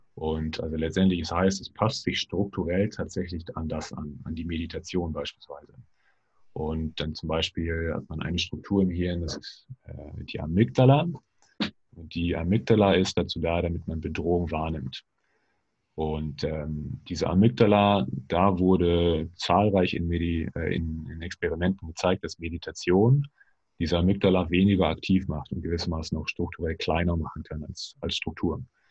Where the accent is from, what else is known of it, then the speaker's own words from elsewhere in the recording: Germany; wir quasi auch als Deutsche